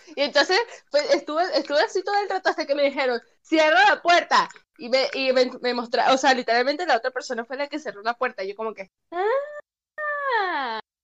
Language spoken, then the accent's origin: Spanish; Paraguaná Peninsula, Falcón, Venezuela; moved away; mi pueblo natal, porque sí, yo soy de pueblo, por así decirlo. Yo soy de la península de Falcón